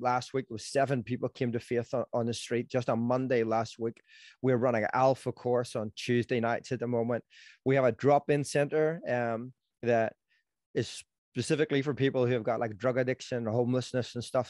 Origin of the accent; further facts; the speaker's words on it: Belfast, Northern Ireland, United Kingdom; I'm from Belfast, if someone hasn't figured that out, and, um, in Northern Ireland